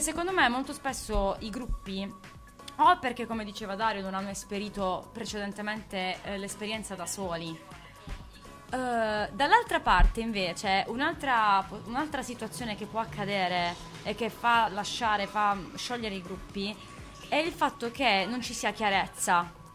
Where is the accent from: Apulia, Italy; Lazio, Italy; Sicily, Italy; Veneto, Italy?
Apulia, Italy; Bari; accent: Barese; noi non, non cantiamo in dialetto barese